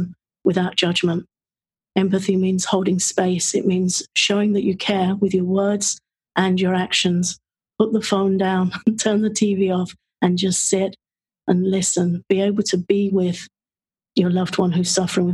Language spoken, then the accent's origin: English; England, United Kingdom; being of an English birth in England